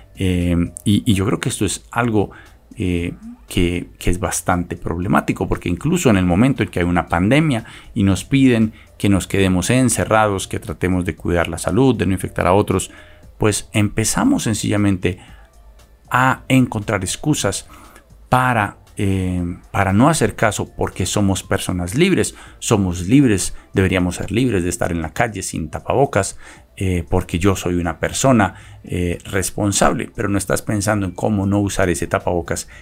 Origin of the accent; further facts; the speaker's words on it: Colombia; ignoramos como colombianos